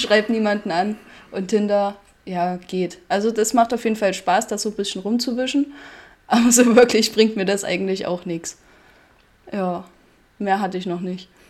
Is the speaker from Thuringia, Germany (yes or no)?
yes; Bad Blankenburg, Thuringia, Germany; ich komme aus Bad Blankenburg